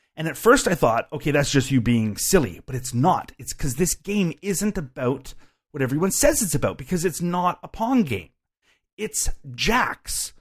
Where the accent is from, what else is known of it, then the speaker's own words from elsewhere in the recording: Canada; I am a Canadian